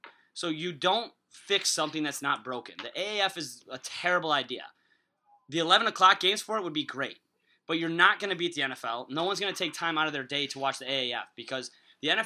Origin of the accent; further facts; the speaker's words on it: Chicago suburbs, Illinois, United States; I'm not from Chicago. I'm from the suburbs.